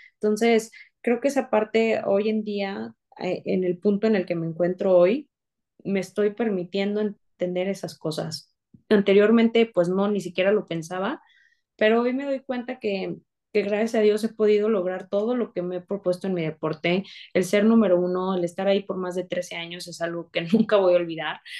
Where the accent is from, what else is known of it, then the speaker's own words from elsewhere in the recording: San Luis Potosí, Mexico; yo soy de San Luis Potosí